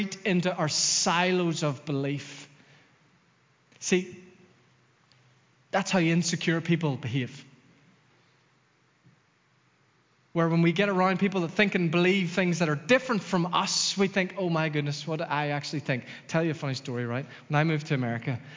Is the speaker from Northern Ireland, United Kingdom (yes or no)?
yes; Dromore, Northern Ireland, United Kingdom; moved away as an adult; also born or lived in Los Angeles; growing up in Dromore, God and Jesus were kind of synonymous